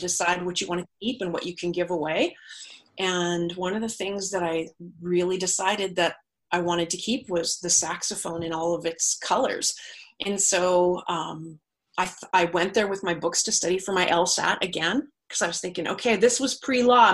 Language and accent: English; Manitoba, Canada; I grew up in Manitoba